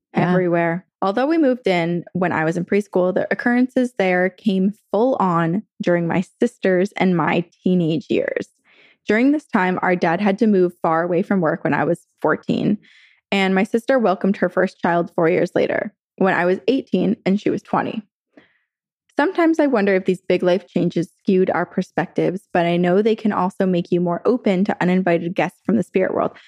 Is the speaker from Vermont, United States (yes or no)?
yes; Vermont, United States; now in California, United States; growing up in Vermont